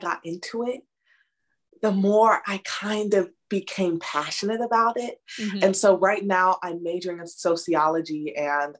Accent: Chicago, Illinois, United States; also born or lived in London, England; I grew up in the Chicago suburbs

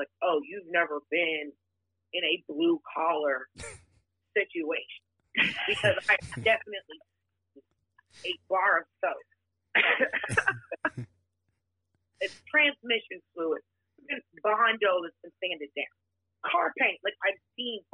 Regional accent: Atlanta, Georgia, United States; also born or lived in Miami, Florida; I'm originally from Miami, and I grew up in Atlanta

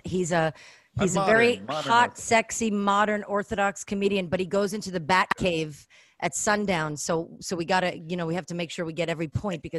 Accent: New York City, New York, United States; the way I grew up in Flatbush when the Orthodox would knock on our door

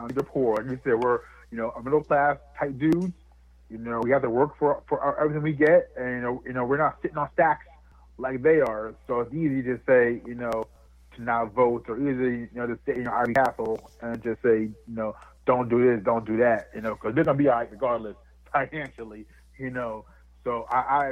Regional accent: New Jersey, United States; I grew up and was raised in a town that was 99% white up here in New Jersey.

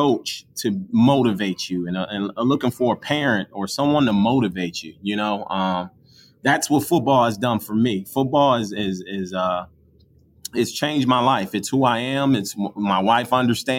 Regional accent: Buffalo, New York, United States; I am from Buffalo, New York. I played at McKinley High School.

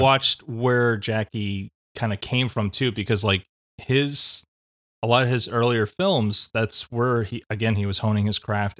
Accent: United States; as American audiences

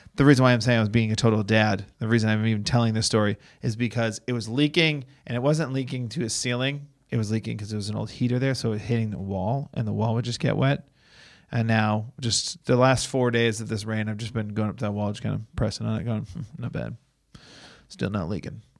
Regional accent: Boston, Massachusetts, United States; now in Los Angeles, United States; I'm from Boston.

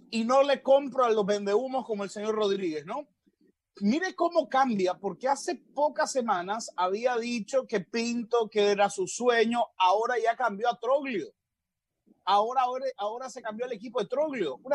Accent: Nicaragua; soy nicaragüense, pero

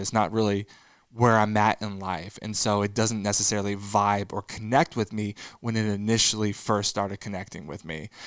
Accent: Texas, United States; growing up in the Bible Belt in Texas

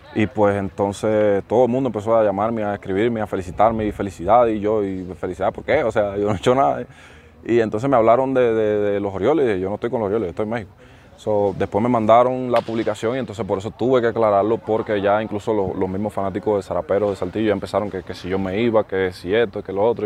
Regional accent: Cuba; moved away as an adult; Nosotros los cubanos

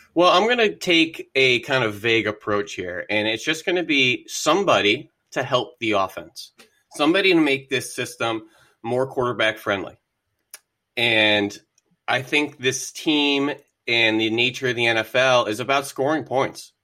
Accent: the Poconos, Pennsylvania, United States; also born or lived in Philadelphia; went to Drexel University after growing up in the Poconos

